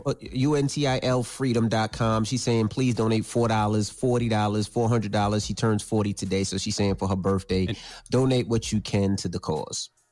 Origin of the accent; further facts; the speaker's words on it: New York City, New York, United States; growing up in New York